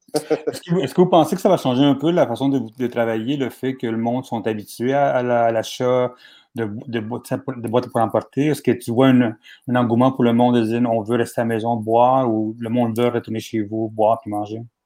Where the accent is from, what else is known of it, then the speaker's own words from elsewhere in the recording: Laval, Quebec, Canada; Moi, je viens de Laval